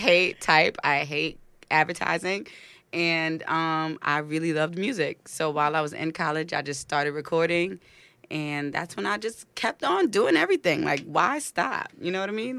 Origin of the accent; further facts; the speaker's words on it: New York City, New York, United States; also born or lived in Clinton Hill, Brooklyn; now in Harlem, United States; born and raised in Brooklyn